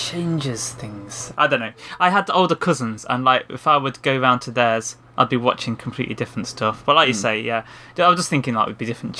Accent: United Kingdom; we're British

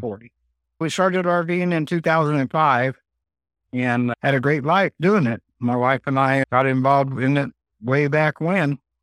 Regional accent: Bakersfield, California, United States; moved away; I was born in Bakersfield, California, and I was a photographer

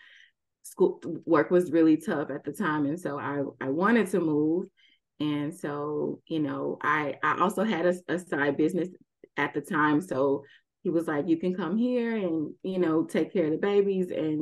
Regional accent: Houston, Texas, United States; moved away; also born or lived in Abu Dhabi; I'm from Houston

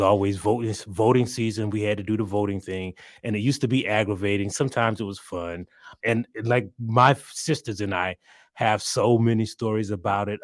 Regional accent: South Carolina, United States; I'm from South Carolina

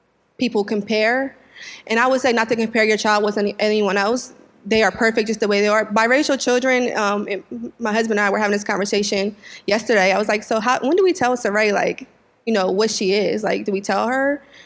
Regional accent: Wilmington, United States; I was raised in Wilmington

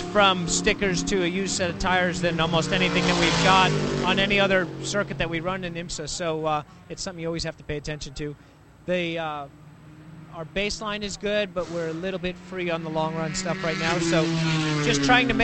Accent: Long Island, New York, United States; I grew up on Long Island

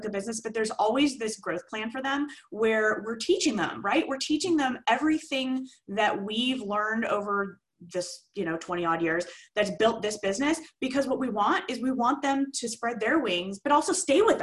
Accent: Simi Valley, California, United States; It's a city called Simi Valley, right between Ventura and Santa Barbara. Been here forever. It's my hometown.

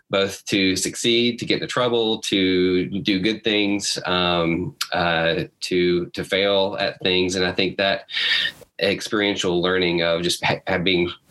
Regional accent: Huntsville, Alabama, United States; I grew up in Huntsville, Alabama

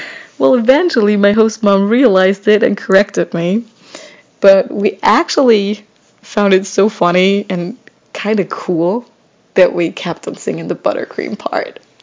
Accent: Germany; English is a second language; moved away as an adult; now in United States; I'm originally from Germany, but I'm currently living in the US as an au pair

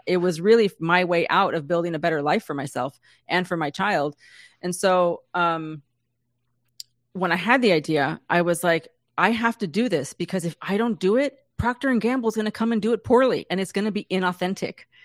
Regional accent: San Diego, California, United States; I grew up in San Diego.

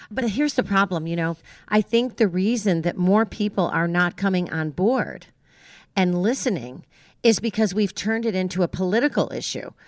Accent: New York, United States; I grew up in New York

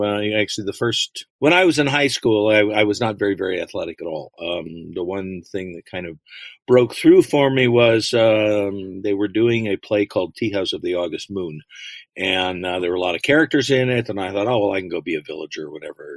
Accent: London, Ontario, Canada; moved away as an adult; also born or lived in Los Angeles area, California (born); I grew up in London, Ontario. I was born here, but family moved up there, and you know, I went all the way through public and high school

